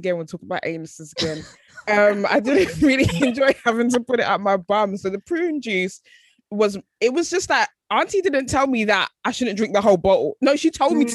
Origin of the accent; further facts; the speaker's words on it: Ghana; We're both Ghanaian, like we just have the same kind of sort of similar upbringing